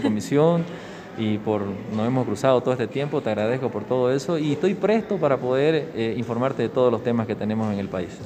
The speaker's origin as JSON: {"language": "Spanish", "town": "San Ignacio de Velasco", "region": "Santa Cruz", "country": "Bolivia", "tie": "born or raised there", "said": "vengo de provincia, nací en San Ignacio de Velasco, eh, municipio San Ignacio, provincia José Miguel de Velasco, eh, departamento de Santa Cruz, boliviano, querendón de su patria. Eh, estudié allá hasta el bachillerato"}